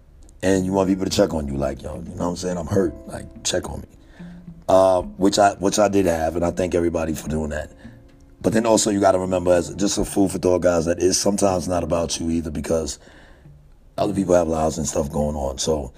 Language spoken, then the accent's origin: English; New York, United States; now in Texas, United States; though I've been in the South, I've been in Texas for a large majority of my time here on this earth. I'm a New Yorker.